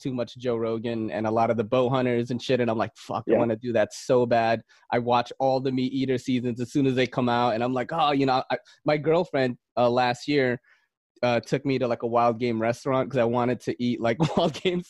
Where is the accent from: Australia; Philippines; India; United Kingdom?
Philippines; now in United States; I came from the Philippines. And I came from the countryside, you know, and I've like eaten weird shit like game, like snake, frog, you know, stuff like that, because that's how it was over there.